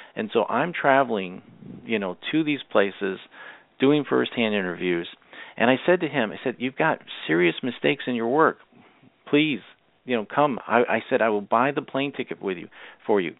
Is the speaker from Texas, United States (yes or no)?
no; Massachusetts, United States; I am originally from Massachusetts